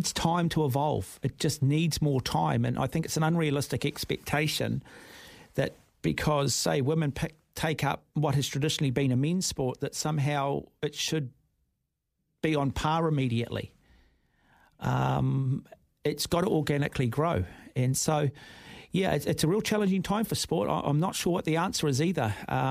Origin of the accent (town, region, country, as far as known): Auckland, New Zealand; born or raised there